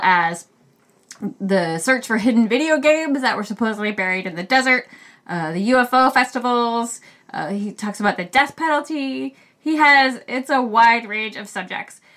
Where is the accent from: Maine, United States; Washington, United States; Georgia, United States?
Maine, United States; we're both from Maine. And so even though we grew up in Maine